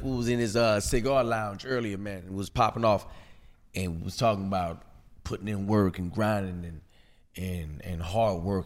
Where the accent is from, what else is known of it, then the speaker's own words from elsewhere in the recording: Alexandria, Louisiana, United States; I was born and raised in Alexandria on Lower Third